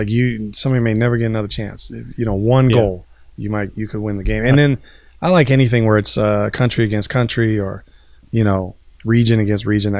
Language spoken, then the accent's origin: English; United States; as an American